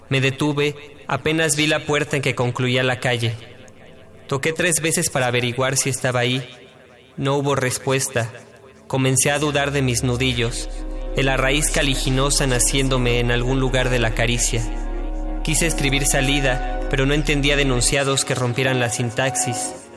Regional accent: Mexico City, Mexico; born there; tengo 25 años y nací en la Ciudad de México.

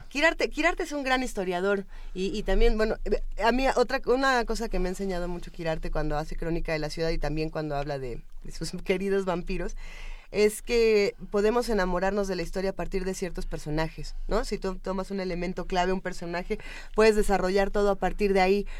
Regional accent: Mexico

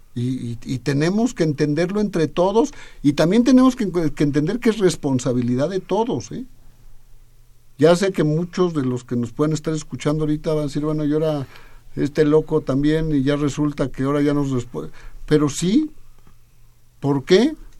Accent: Chilango, Mexico City, Mexico; los que somos chilangos debemos de vivir en la Ciudad de México

